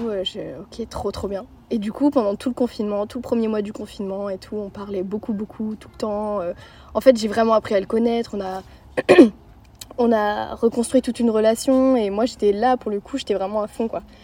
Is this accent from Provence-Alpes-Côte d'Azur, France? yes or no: no; Lannion, Brittany, France; j'ai 14 euh, ans, je suis de Lannion.